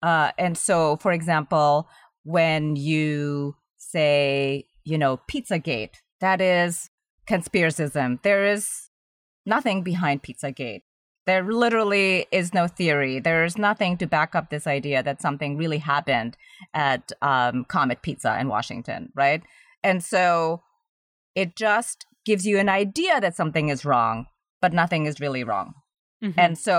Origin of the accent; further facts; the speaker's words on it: Indonesia; moved away; And I'm originally from Indonesia, which is a very young country.